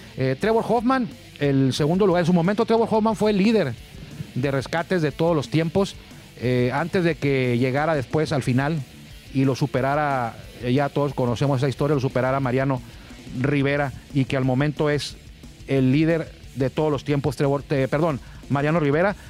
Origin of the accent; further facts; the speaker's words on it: Tijuana, Baja California, Mexico; esta ciudad de Tijuana, desde donde estamos transmitiendo